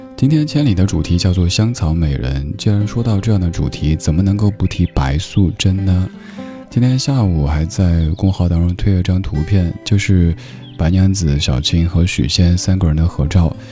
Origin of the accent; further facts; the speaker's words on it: Chengdu, Sichuan, China; moved away; 各位在成都听节目的朋友们，我的家乡父老们